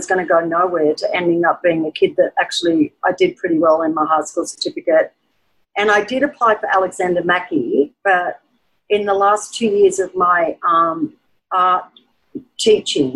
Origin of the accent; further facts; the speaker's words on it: Tenterfield, New South Wales, Australia; now in Byron Bay, Australia; I was born in Tenterfield, and my father's Aboriginal, my mother is Scottish and Polish. I was the last of seven children, and growing up in a small country town